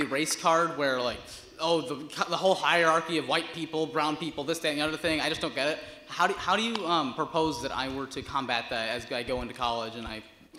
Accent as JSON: {"language": "English", "region": "Michigan", "country": "United States", "tie": "born or raised there", "said": "My family's from Gujarat, but I'm born here."}